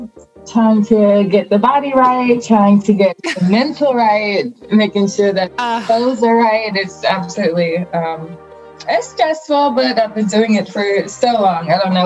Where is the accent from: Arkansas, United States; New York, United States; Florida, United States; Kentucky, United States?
Florida, United States; Riviera Beach; moved away; So I'm born and raised in Riviera Beach, Florida. It's a small little area in Palm Beach.